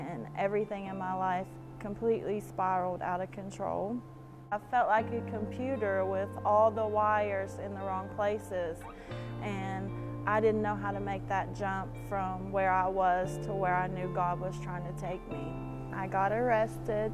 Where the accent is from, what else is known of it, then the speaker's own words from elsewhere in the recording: Ashland, Kentucky, United States; moved away as an adult; now in Texas, United States; I'm from Ashland, Kentucky.